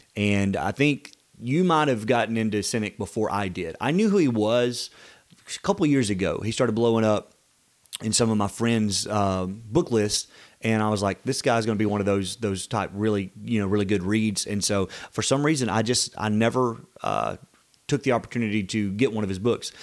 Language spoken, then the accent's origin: English; the South, United States; We're from the South